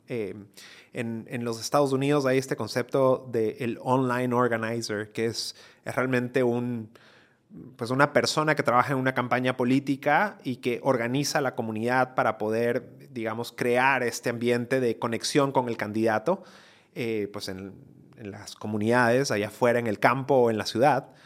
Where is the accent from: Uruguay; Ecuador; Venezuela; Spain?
Ecuador; moved away as an adult; also born or lived in United States; migré de Ecuador, yo soy ecuatoriano, eh, esto lo hice cuando estaba en la universidad en Ecuador